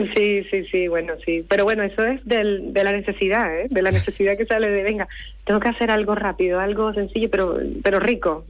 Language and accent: Spanish; Santa Marta, Magdalena, Colombia; now in Las Palmas de Gran Canaria, Spain; nací en Colombia, en Santa Marta, Colombia, pero hace 20 años que vivo en Las Palmas de Gran Canaria.